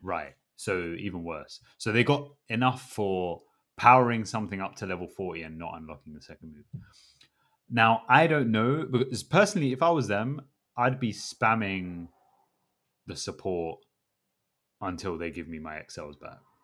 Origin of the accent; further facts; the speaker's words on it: England, United Kingdom; I'm English